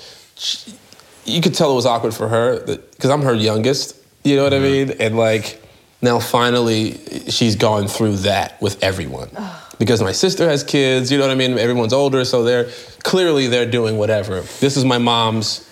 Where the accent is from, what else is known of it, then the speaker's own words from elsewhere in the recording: Chicago, Illinois, United States; When I left about the age of 14, I moved from the South Side of Chicago, which is like the hood